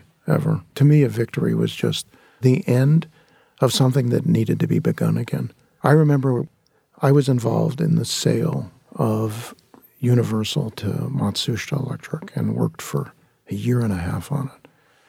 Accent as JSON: {"language": "English", "town": "San Fernando Valley", "region": "California", "country": "United States", "tie": "born or raised there", "said": "that came from a place of growing up in the San Fernando Valley and living in a very, very, what I considered to be substandard lifestyle."}